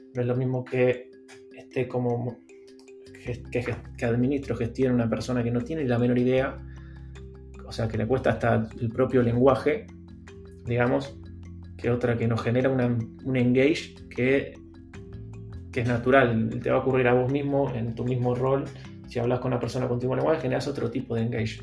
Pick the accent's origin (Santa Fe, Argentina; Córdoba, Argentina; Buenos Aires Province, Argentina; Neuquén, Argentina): Buenos Aires Province, Argentina; Lanús; moved away as an adult; also born or lived in San Telmo, Buenos Aires / Almagro, Buenos Aires; now in Buenos Aires, Argentina; yo soy de Lanús, o sea, de zona sur, después viví un tiempo en San Telmo, Capital y ahora en Almagro